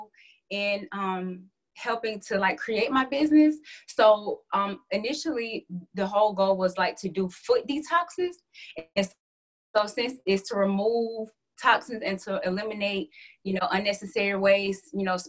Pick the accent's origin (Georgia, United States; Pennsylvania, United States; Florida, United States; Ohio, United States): Georgia, United States; Atlanta; I'm from Hotlanta, Atlanta, Georgia.